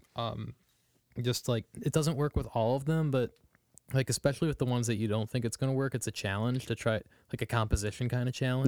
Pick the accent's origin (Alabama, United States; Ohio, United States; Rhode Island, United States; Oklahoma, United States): Ohio, United States; Strongsville; I grew up in Strongsville